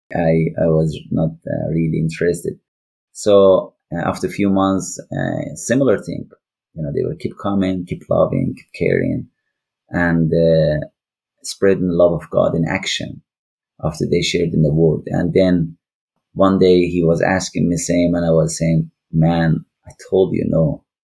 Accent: northwest Iran, Iran; English is a second language; moved away as an adult; now in Liverpool, United Kingdom; I am from Iran. I born in northwest of Iran

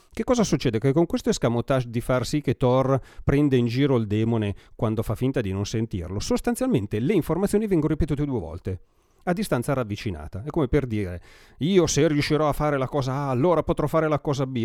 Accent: Brianza, Lombardy, Italy; accent: Brianzolo dialect; il mio dialetto fa un po' schifo

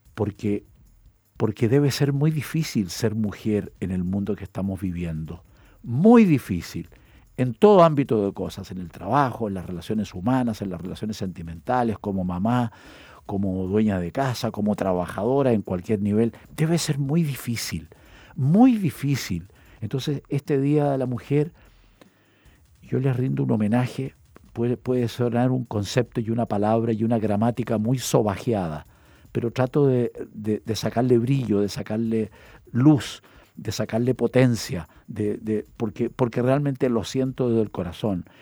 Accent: Chile; como hombre chileno

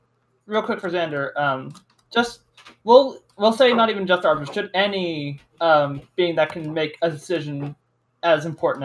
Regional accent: United States; I'm an American teenager, out of school

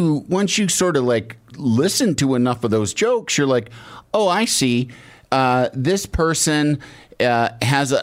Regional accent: Midwest, United States; moved away; also born or lived in Chicago

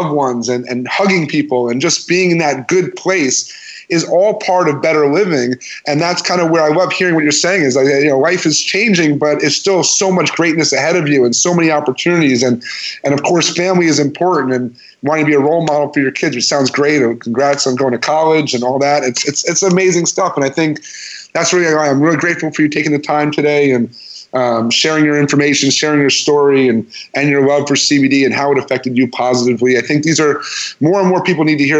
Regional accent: New York, United States; moved away; I'm from New York

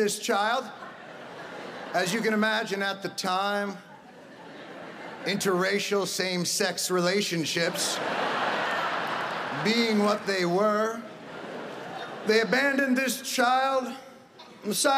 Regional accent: New Jersey, United States; I am from New Jersey

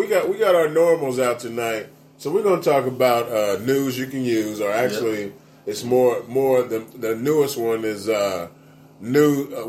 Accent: Hallville, Indiana, United States; especially coming from Hallville, where I'm from.

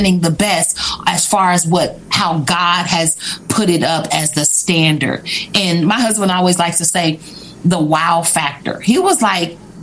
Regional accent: Kansas City, Missouri, United States; now in St. Robert, United States; We're from Kansas City

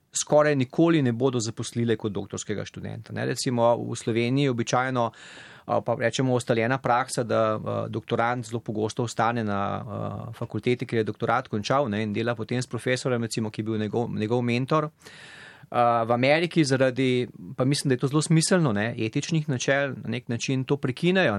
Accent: Slovenia; moved away as an adult; now in United States; sem iz Slovenije

